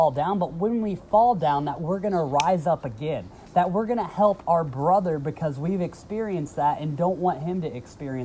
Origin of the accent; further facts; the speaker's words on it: the South, United States; moved away; we grew up in the South